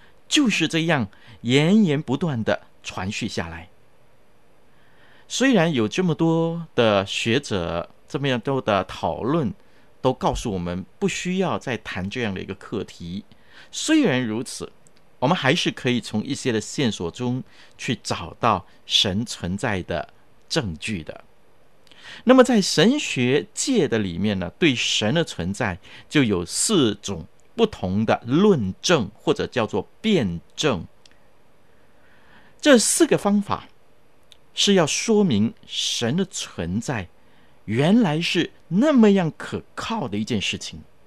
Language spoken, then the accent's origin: Chinese; China; 我们中国人也有一句话说：“举头三尺有神明”，对不对？